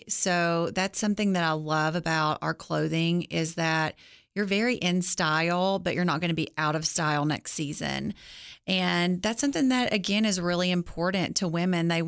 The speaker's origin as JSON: {"language": "English", "town": "Gainesboro", "region": "Tennessee", "country": "United States", "said": "I am from Gainesboro."}